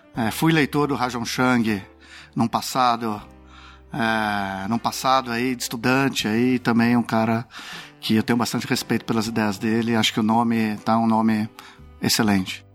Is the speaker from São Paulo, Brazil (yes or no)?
yes; São Paulo, Brazil; moved away as an adult; also born or lived in Brasília / Beijing / Washington; eu estava com muita vontade de voltar a morar em São Paulo, de me reconectar um pouco com a cidade onde eu cresci